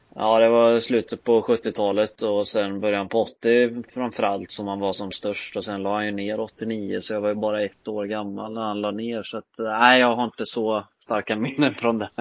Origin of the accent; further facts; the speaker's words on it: Skövde, Västra Götaland, Sweden; jag är född och uppvuxen hemma i Skövde